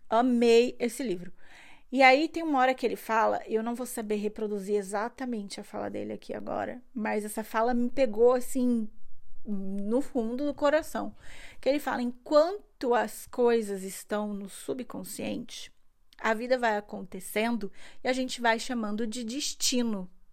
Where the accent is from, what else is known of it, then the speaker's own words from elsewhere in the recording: Brazil; now in Germany; eu nasci no Brasil